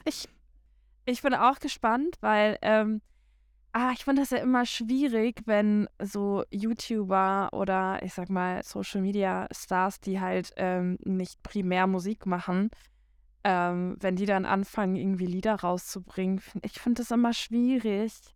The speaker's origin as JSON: {"language": "German", "country": "Germany", "moved": "yes", "said": "ich komme ja von ähm, ja von der Grenze quasi, also die ähm, ja Niederlande ist nicht ganz so weit weg äh, von meiner Heimat"}